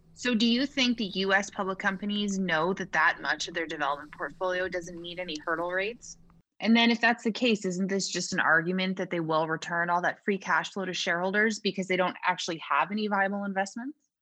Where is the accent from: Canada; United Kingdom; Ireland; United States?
Canada; I'm from Canada.